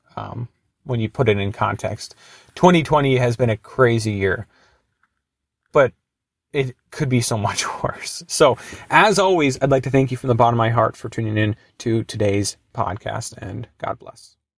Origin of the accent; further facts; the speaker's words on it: Duluth, Minnesota, United States; Duluth, which is my hometown